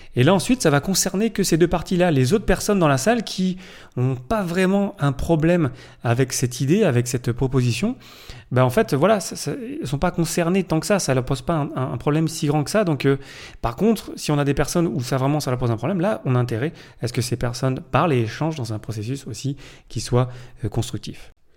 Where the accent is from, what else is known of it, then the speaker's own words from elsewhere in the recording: France; je suis français